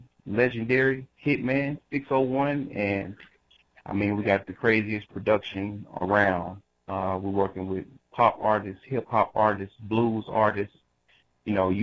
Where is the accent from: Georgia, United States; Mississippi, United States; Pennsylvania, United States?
Mississippi, United States; Jackson; I'm from Jackson, Mississippi